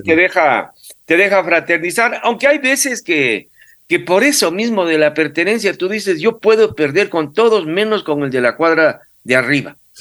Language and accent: Spanish; Quito, Pichincha, Ecuador; yo nací en Quito, vivo, viví pues en el barrio Miraflores desde los ocho años